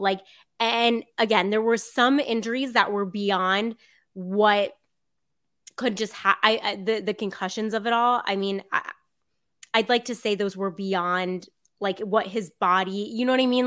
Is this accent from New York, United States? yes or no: no; South Florida, United States; I grew up in South Florida